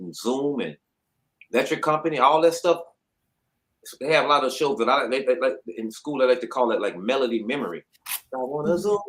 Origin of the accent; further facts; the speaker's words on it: Dallas, Texas, United States; Born and raised in Dallas, Texas, South Dallas, Oak Cliff. I'm from that area, South Dallas.